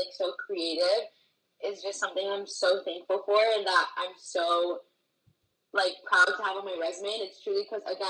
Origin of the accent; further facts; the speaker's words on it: Miami, Florida, United States; I was born and raised in the Miami area. And I love living here